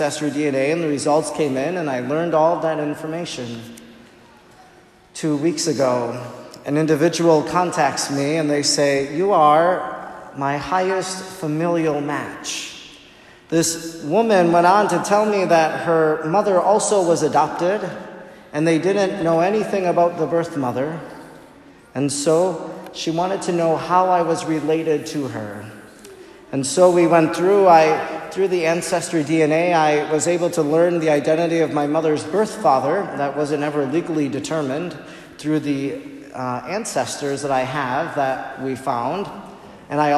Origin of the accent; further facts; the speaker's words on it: Oconto, Wisconsin, United States; she was a single mother who lived with my grandmother that I grew up with in Oconto